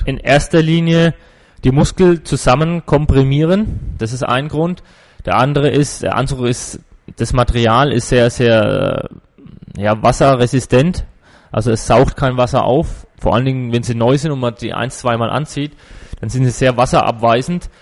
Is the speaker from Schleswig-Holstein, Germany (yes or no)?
no; Würzburg, Bavaria, Germany; also born or lived in Gerbrunn / Kitzingen; Also ich bin schon in Würzburg geboren und auch schon immer hier geschwommen in Würzburg im Verein